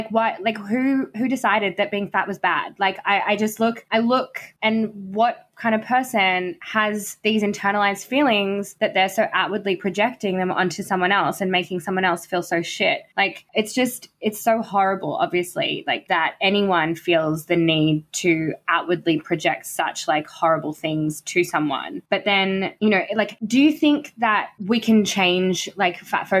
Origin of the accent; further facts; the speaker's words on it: Australia; And I think as an Australian, you know, if you are white and have been presented all of this information